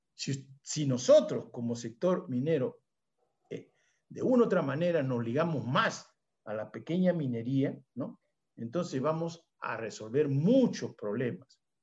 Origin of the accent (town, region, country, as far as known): Peru